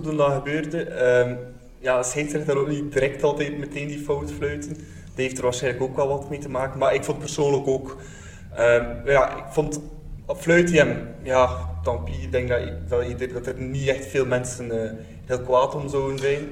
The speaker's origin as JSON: {"language": "Dutch", "town": "Bruges", "region": "Flanders", "country": "Belgium", "said": "Ik ben zelf ook van Brugge"}